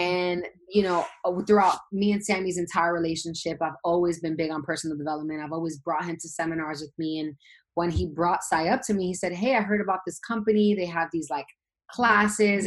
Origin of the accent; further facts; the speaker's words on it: New York City, New York, United States; I'm from Brooklyn, New York, originally. Born and raised BK